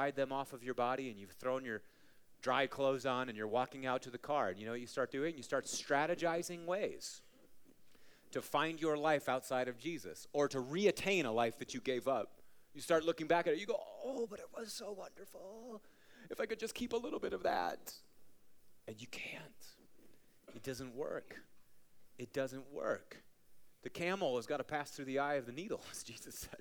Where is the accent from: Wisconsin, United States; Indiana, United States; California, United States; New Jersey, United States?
Wisconsin, United States; Marshfield; now in Colorado, United States; a little town that I grew up in, Marshfield, Wisconsin